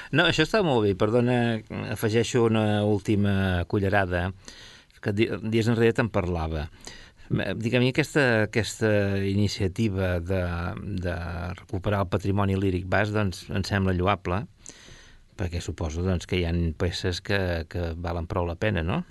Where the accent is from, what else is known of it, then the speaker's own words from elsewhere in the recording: Catalonia, Spain; com a català